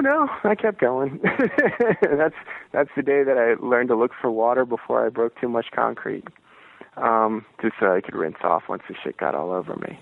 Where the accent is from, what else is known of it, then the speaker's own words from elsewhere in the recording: Merritt Island, Florida, United States; moved away; I'm originally from Florida. I'm from uh, this uh, strange little town on the east coast of Florida called Merritt Island